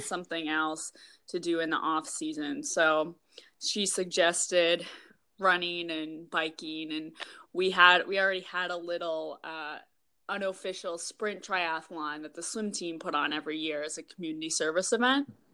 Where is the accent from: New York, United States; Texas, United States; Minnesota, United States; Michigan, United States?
Minnesota, United States; also born or lived in Iowa / Seattle; now in Wisconsin, United States; I'm actually from Minnesota